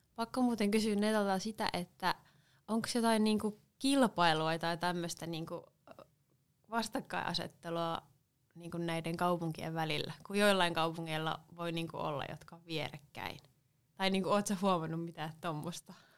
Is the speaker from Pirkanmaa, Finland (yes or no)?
no; Seinäjoki, South Ostrobothnia, Finland; born or raised there; moved away as an adult; also born or lived in Helsinki; now in Savonlinna, Finland